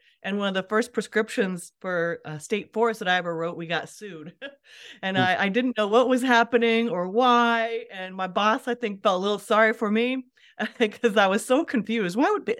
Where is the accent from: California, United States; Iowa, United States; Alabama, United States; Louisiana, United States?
Iowa, United States; So I started this journey as a farm girl growing up in Western Iowa.